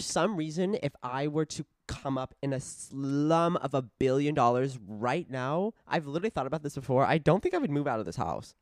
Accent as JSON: {"language": "English", "town": "Casa Grande", "region": "Arizona", "country": "United States", "tie": "born or raised there"}